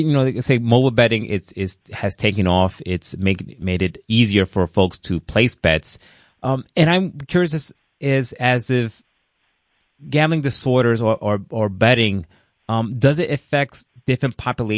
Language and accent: English; New York City, New York, United States; where I grew up in the Bronx in New York